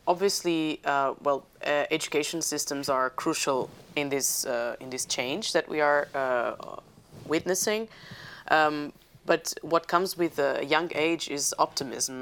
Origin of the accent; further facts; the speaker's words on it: Portugal; I'm from Portugal